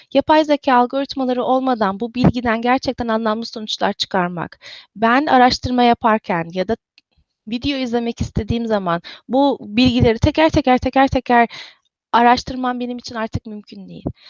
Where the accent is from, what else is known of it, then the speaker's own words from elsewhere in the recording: İzmir, Turkey; moved away as an adult; also born or lived in Istanbul / Cambridge, Massachusetts; now in Redmond, United States; İzmirliyim. Ee, İzmir'de doğdum, büyüdüm.